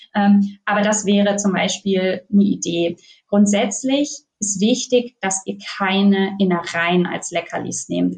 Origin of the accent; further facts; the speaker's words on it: Northern Germany, Germany; now in Bavaria, Germany; Ich komme aus Norddeutschland